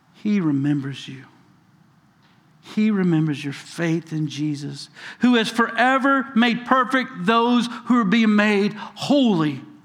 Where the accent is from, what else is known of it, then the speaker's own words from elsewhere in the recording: South Carolina, United States; I'm from South Carolina, you know, small town